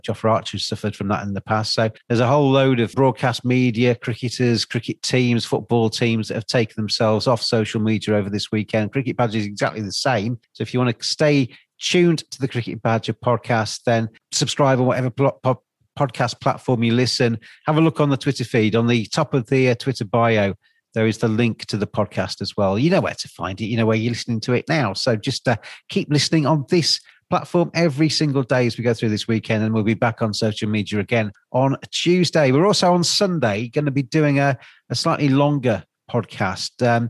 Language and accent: English; England, United Kingdom; as an Englishman